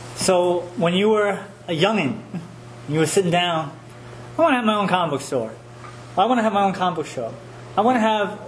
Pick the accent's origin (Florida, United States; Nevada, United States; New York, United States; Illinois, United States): New York, United States; New York City; as a New Yorker